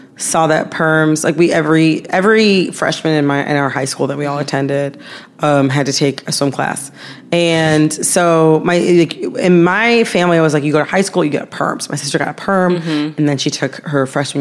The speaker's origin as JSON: {"language": "English", "town": "Farmington Hills", "region": "Michigan", "country": "United States", "tie": "born or raised there", "said": "my hometown, Farmington Hills, Michigan"}